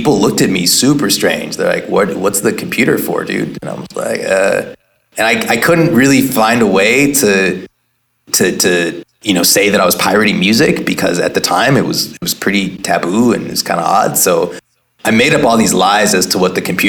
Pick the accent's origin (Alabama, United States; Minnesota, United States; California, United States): California, United States; Oakland; I grew up in Oakland, was at a school like Head Royce